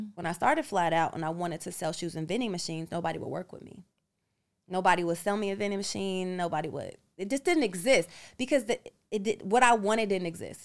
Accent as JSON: {"language": "English", "country": "United States", "tie": "born or raised there", "moved": "as an adult", "said": "an American uh, citizen and being born here"}